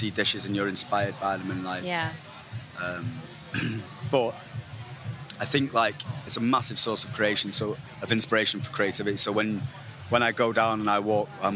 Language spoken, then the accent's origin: English; Manchester, North West England, United Kingdom; also born or lived in Stockport; I'm from Manchester, so I kind of grew up in Manchester and Stockport